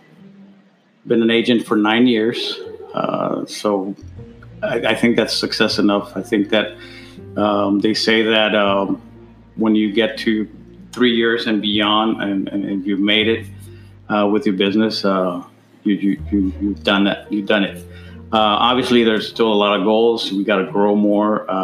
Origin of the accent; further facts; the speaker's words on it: El Paso, Texas, United States; also born or lived in Ciudad Juárez, Mexico / Albuquerque, New Mexico; I was born in Juarez, but been here in El Paso, Texas, most of my life